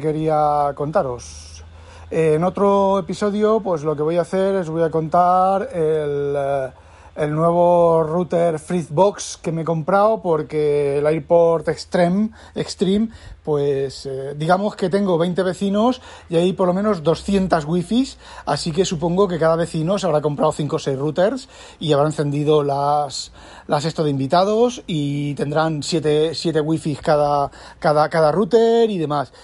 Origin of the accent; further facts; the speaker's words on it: Spain; yo soy español, escribo en español